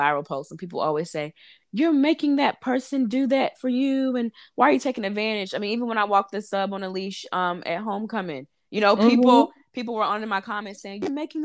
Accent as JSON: {"language": "English", "region": "North Carolina", "country": "United States", "tie": "born or raised there", "also_born_or_lived": "Harlem, New York / Brooklyn, New York", "moved": "as an adult", "lives_now": "New York City, United States", "said": "I'm from North Carolina, born and raised, lived there 23 years"}